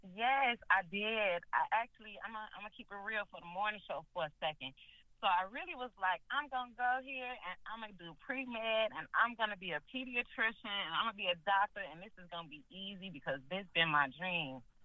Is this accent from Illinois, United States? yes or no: yes; Chicago, Illinois, United States; moved away as an adult; now in Orlando, United States; I loved growing up in Chicago